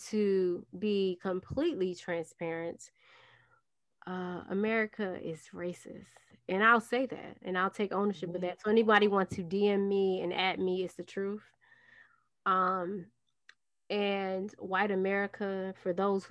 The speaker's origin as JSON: {"language": "English", "town": "New York City", "region": "New York", "country": "United States", "tie": "born or raised there", "said": "I am from Brooklyn, New York"}